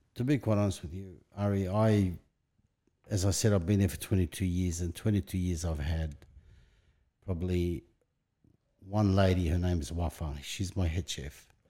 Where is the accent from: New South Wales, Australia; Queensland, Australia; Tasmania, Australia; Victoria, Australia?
New South Wales, Australia; Sydney; English is a second language; also born or lived in Lebanon / Bankstown / Greenacre; I was raised in Punch Bowl, moved to Bankstown, Greenacre, and I've been within five kilometre radius from the day I come to Australia